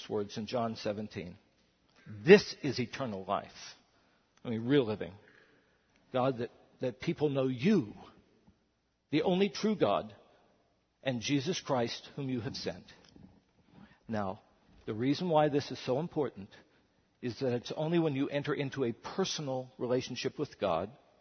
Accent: West Virginia, United States; I'm a white male. And I'm a pastor and I'm from West Virginia

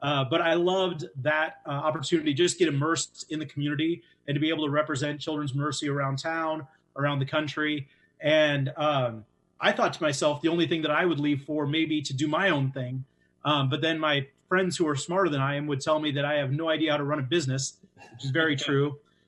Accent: Central Iowa, United States; moved away as an adult; now in Kansas City, United States; So moved to Kansas City 20 years ago. As Justin said, I grew up in Central Iowa, another town of 6,000, and so I moved down here

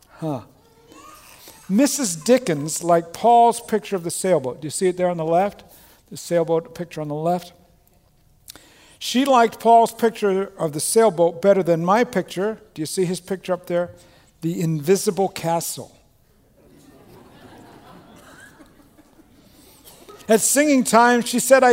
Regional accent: Australia; moved away; I was born and raised in Australia

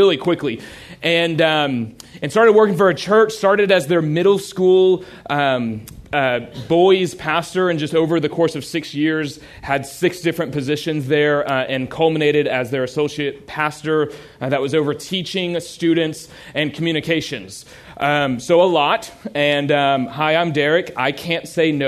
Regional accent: Houston, Texas, United States; I grew up in a little place called Houston

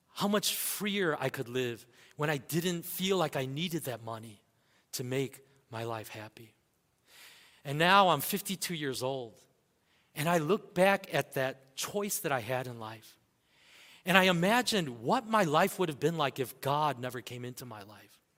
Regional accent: United States; growing up in America

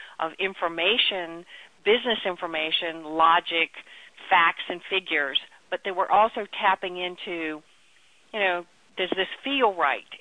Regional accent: Chuckatuck, Virginia, United States; I grew up in Chucky Tuck, Virginia, which was literally a tiny little place that had 60 people in it

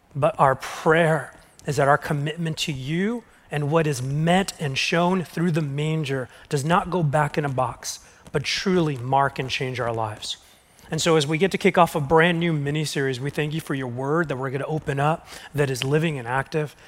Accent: Southern California, United States; I'm from SoCal in the valley

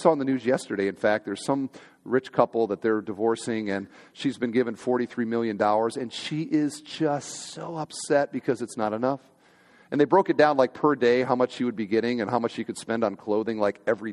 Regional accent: Iowa, United States; I grew up on a kind of just outside of town in one of these little subdivisions where everybody's got like an acre or two, and there's maybe 15 houses kind of out in the middle of nowhere. And I'm from Iowa

